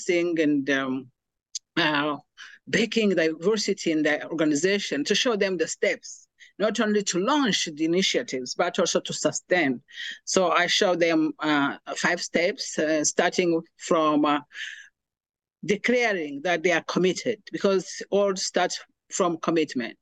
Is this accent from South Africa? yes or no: no; Rwanda; moved away as an adult; now in United States; I'm originally from Rwanda, and I came to America in 2009 as a refugee